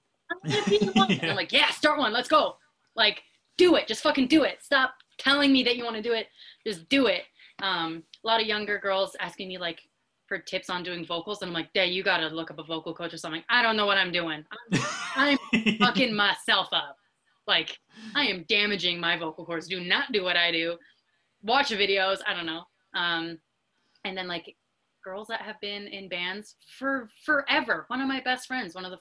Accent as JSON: {"language": "English", "town": "Calgary", "region": "Alberta", "country": "Canada", "said": "We're from Calgary."}